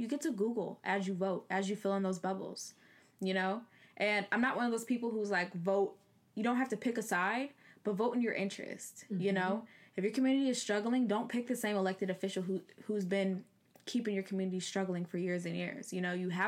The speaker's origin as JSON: {"language": "English", "region": "Ohio", "country": "United States", "moved": "yes", "said": "I'm from Ohio, which is a swing state."}